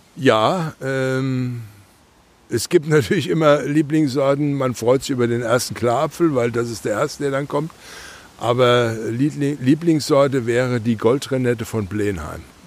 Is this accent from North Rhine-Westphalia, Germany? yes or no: no; Nassauer Land, Rhineland-Palatinate, Germany; born or raised there